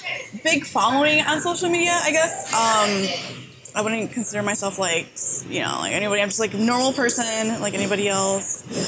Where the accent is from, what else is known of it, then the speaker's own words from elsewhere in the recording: Chicago, Illinois, United States; I'm born and raised in Chicago.